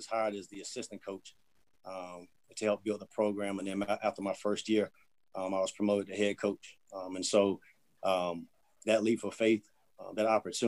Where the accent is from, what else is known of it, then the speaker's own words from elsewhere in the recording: North Carolina, United States; moved away as an adult; also born or lived in Atlanta, Georgia; now in Birmingham, United States; We're originally from North Carolina, both my wife